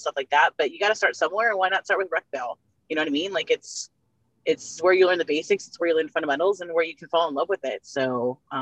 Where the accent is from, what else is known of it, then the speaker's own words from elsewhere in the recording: San Gabriel Valley, California, United States; I grew up right here in the San Gabriel Valley